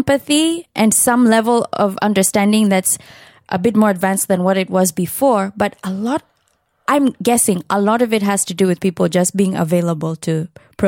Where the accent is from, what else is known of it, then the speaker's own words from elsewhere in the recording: Kenya; my being a Kenyan who is not from the higher echelons in society